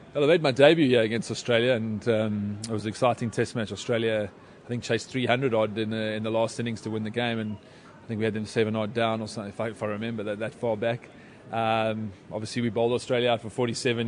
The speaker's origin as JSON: {"language": "English", "country": "South Africa", "said": "I'm South African"}